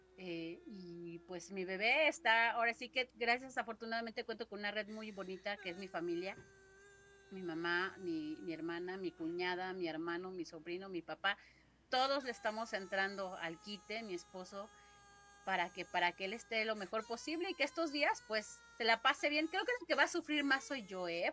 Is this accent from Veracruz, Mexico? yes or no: no; Mexico City, Mexico; el 70-80% somos oriundos de Xochimilco